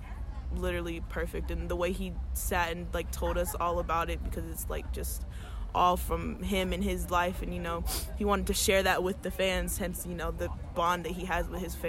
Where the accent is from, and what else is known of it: Raleigh, North Carolina, United States